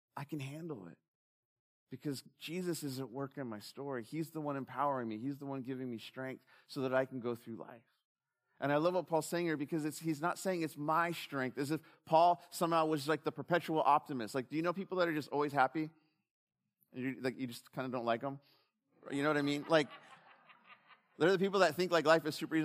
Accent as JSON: {"language": "English", "country": "United States", "said": "I'm an American."}